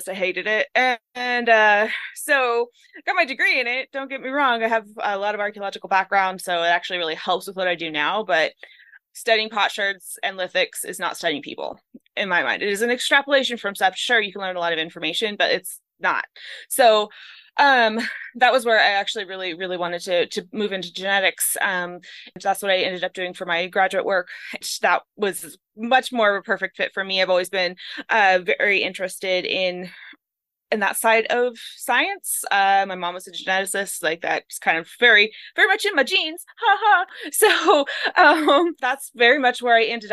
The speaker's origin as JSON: {"language": "English", "region": "California", "country": "United States", "moved": "yes", "lives_now": "Montana, United States", "said": "I'm from California originally, and we didn't have winter. So I moved up here"}